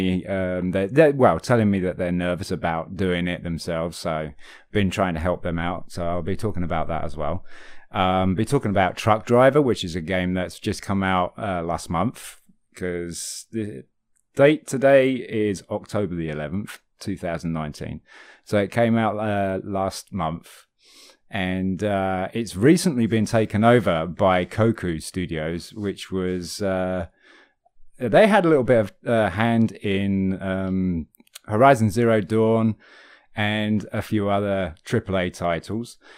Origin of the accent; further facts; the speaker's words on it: United Kingdom; I'm British